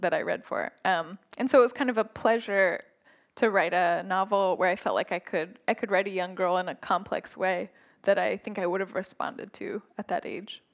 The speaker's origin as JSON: {"language": "English", "region": "Northern California", "country": "United States", "tie": "born or raised there", "moved": "yes", "said": "growing up in Northern California"}